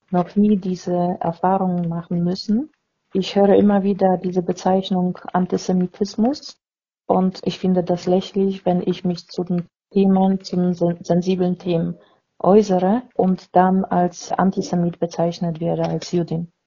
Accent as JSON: {"language": "German", "region": "Vienna", "country": "Austria", "said": "bin aus Wien und 57 Jahre alt."}